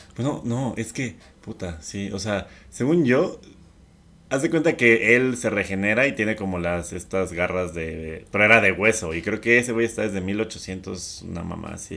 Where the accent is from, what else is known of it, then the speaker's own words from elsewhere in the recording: Mexico; Yo tenía un abuelo español, o sea, no nada más soy mexicana, franco-mexicana.